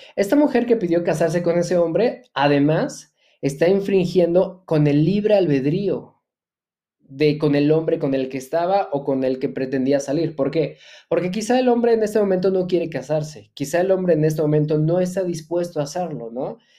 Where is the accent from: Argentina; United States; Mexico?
Mexico; soy empresario mexicano